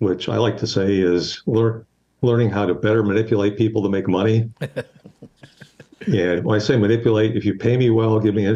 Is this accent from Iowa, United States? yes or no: yes; Western Iowa, United States; now in Houston, United States; I grew up in Western Iowa on a small farm